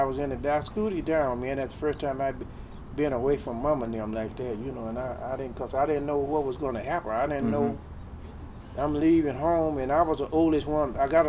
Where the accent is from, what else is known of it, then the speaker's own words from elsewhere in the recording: Arkansas, United States; now in Tucson, United States; I'm from Arkansas.